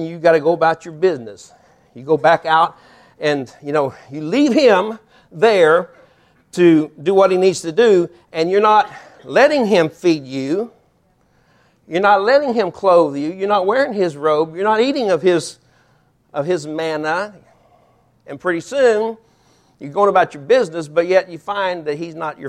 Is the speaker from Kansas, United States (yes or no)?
yes; Topeka, Kansas, United States; moved away as an adult; now in Alvin, Texas, United States; we grew up in Topeka, Kansas. Sandy grew up in Topeka, Kansas. I moved there when I was about 2 years old